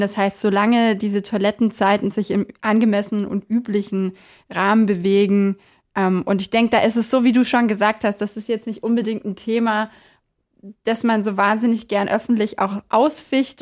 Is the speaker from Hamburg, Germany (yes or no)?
no; Bavaria, Germany; bei uns in Bayern